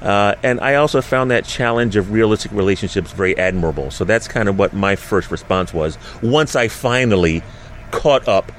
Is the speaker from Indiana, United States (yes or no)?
no; New Jersey, United States; also born or lived in Philadelphia; the Jersey Devil, which I thought was a fascinating one coming from this area growing up in South Jersey in Philadelphia.